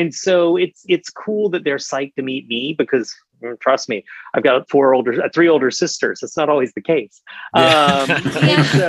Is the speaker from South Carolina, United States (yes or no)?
yes; South Carolina, United States; I grew up in South Carolina